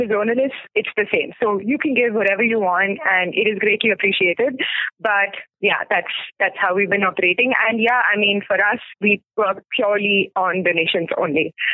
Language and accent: English; Mumbai, Maharashtra, India; also born or lived in Pune; I'm actually originally from Mumbai, born, brought up there